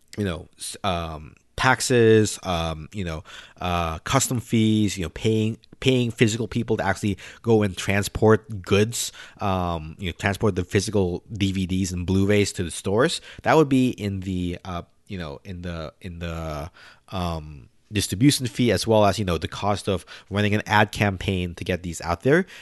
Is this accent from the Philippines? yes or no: yes; Philippines; now in United States; I'm Filipino